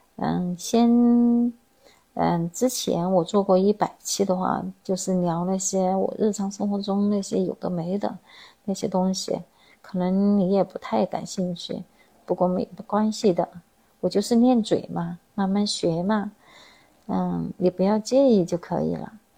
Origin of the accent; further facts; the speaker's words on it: Chongqing, China; accent: Chongqing-accented Mandarin (椒盐普通话); 我是一个地地道道的重庆人。地地道道是什么意思呢？就是土生土长的意思，也就是生在重庆，长在重庆的意思。这是不是有点听不懂呀？这是我们重庆的方言。我现在说的普通话也是我们重庆的普通话。我们平常叫做椒盐普通话